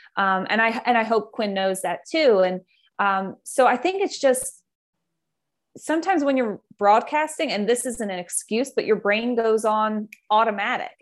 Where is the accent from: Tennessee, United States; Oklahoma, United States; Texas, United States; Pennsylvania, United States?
Pennsylvania, United States; Philadelphia; also born or lived in Maryland; We're both from the Philadelphia area